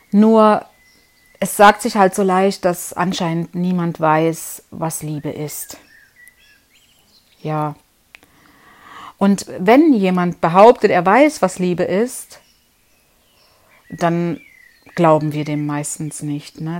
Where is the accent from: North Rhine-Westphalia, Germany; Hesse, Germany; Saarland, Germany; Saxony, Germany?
Saxony, Germany; Leipzig; now in Konstanz, Germany; wie du ja weißt, ich bin ja aus Leipzig und lebe jetzt 20 Jahre hier in Konstanz. Also vorher noch woanders, aber genau genommen sind es 20 Jahre. Und bin auch alleine hier ausgewandert sozusagen, ohne Familie.